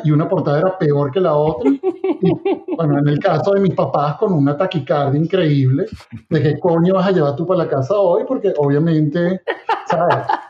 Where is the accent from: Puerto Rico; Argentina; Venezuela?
Venezuela; moved away; nosotros venimos de Venezuela